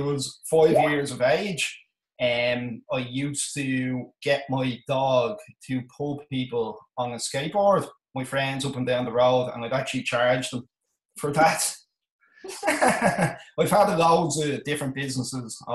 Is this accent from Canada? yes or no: no; Malahide, Leinster, Ireland; I come from Dublin in Ireland, a place called Malahide.